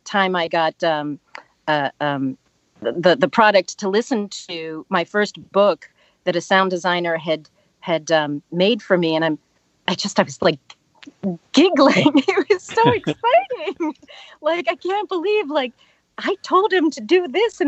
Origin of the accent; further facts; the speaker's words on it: Pittsburgh, Pennsylvania, United States; moved away as an adult; also born or lived in Washington, D.C. area; I grew up in Pittsburgh, and then I moved to the DC area